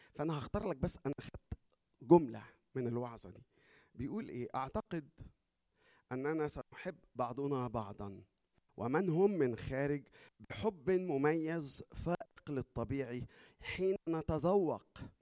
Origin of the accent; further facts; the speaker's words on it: Egypt; احنا عندنا في مصر